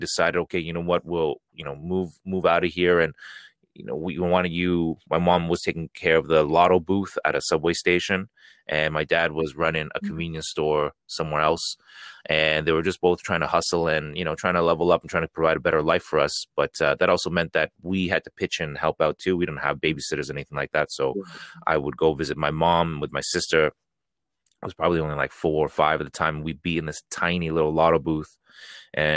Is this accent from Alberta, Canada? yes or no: no; Toronto, Ontario, Canada; I'm from Toronto, Canada